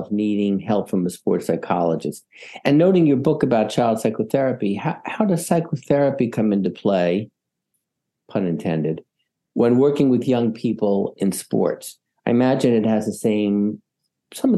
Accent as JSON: {"language": "English", "town": "Lower Merion", "region": "Pennsylvania", "country": "United States", "tie": "born or raised there", "said": "Lower Marion, that's where I grew up"}